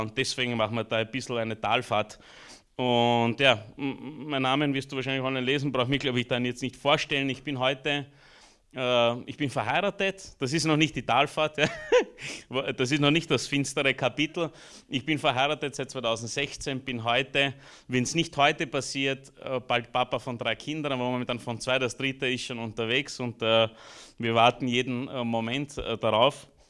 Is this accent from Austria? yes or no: yes; Austria; also born or lived in Romania; Ich bin geboren in Rumänien, war circa ein, eineinhalb, zwei Jahre alt als wir nach Österreich kamen